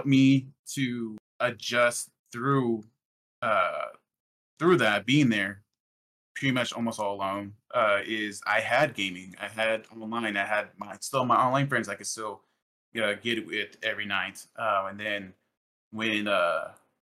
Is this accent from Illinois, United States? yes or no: yes; Illinois, United States; also born or lived in Arizona; I'm from Illinois. I'm currently right now in Illinois, but I grew up in a very rural area, very small town